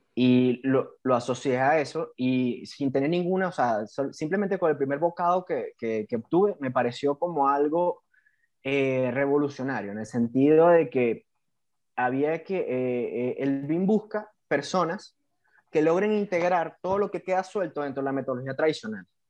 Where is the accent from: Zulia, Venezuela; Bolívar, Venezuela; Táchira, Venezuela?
Bolívar, Venezuela; Puerto Ordaz; moved away; soy oriundo de Puerto Ordaz, Estado Bolívar, Venezuela